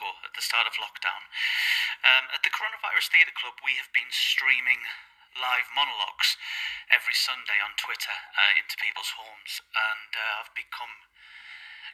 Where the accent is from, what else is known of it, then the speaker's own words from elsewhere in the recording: Crook, North East England, United Kingdom; I'm an actor from Crook, County Durham, in the northeast of England